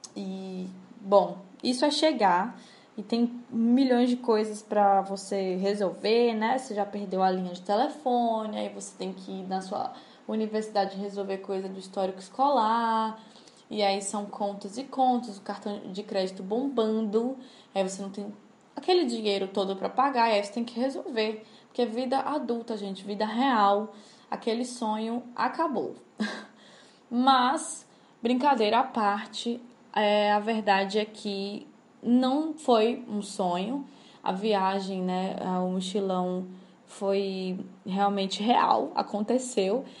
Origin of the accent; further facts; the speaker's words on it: Salvador, Bahia, Brazil; Salvador de Bahia, a cidade da minha mãe, a cidade onde me criei